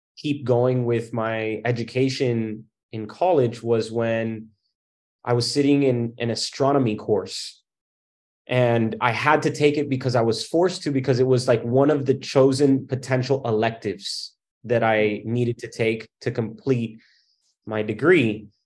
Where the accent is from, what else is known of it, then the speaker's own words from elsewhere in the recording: Miami, Florida, United States; I came from Miami, and in Miami, my grandparents had come over from Cuba